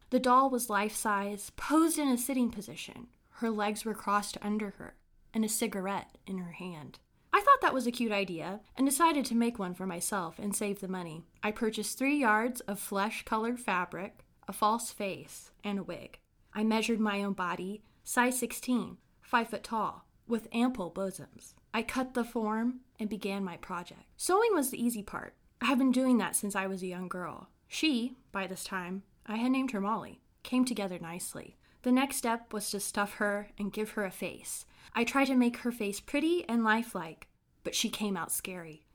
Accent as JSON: {"language": "English", "area": "Brown County", "region": "Indiana", "country": "United States", "tie": "born or raised there", "said": "I grew up in a small town in Indiana called Brown County."}